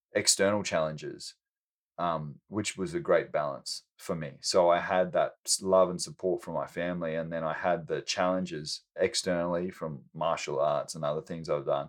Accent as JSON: {"language": "English", "country": "Australia", "tie": "born or raised there", "moved": "yes", "said": "I was born in Australia and grew up with the most amazing parents"}